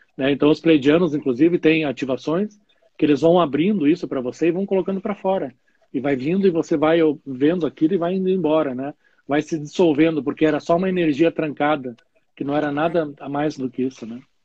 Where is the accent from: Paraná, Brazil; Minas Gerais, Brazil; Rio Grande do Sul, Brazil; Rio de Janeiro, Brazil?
Paraná, Brazil; Curitiba; moved away as an adult; now in Caxias do Sul, Brazil; Mion é um curitibano, eu sou de Curitiba e hoje eu moro em Caxias do Sul, fazem 13, 14 anos.